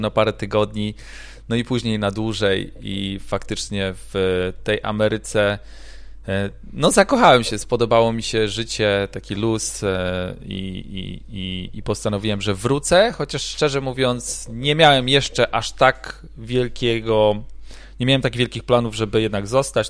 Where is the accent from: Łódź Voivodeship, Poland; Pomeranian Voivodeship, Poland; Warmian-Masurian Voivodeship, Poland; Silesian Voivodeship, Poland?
Pomeranian Voivodeship, Poland; Gdańsk; moved away as an adult; also born or lived in Ireland / Italy; now in Florida, United States; pochodzę z Gdańska